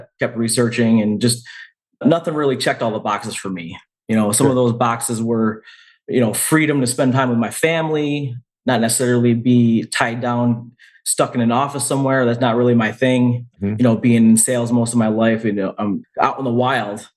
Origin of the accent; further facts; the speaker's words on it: Rochester, New York, United States; also born or lived in Finger Lakes area, New York; now in Canandaigua, United States; Born and raised in Western New York, specifically Rochester, New York.